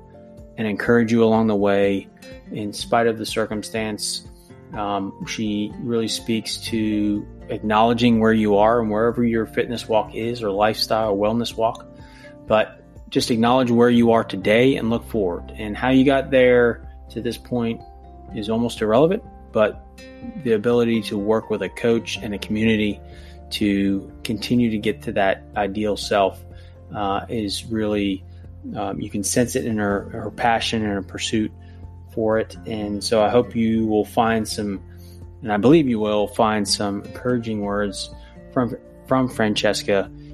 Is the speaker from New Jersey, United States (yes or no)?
yes; New Jersey, United States; moved away as an adult; I grew up in New Jersey, spent the first 24 years of my life there